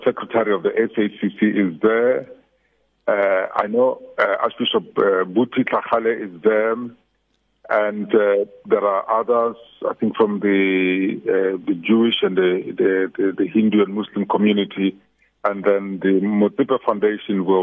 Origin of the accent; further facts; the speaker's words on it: South Africa; being a South African Christian or a South African person of faith